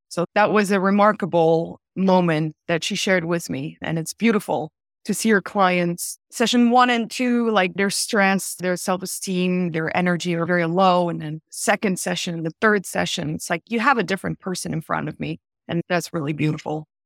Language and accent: English; Belgium; moved away as an adult; also born or lived in Vienna, Austria / Paris, France; now in New York, United States; I was born and raised in Belgium